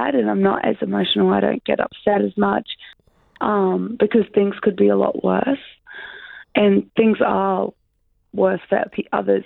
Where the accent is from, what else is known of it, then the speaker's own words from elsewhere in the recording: Brisbane, Queensland, Australia; moved away as an adult; also born or lived in Syracuse; now in Sydney, Australia; I'm from Brisbane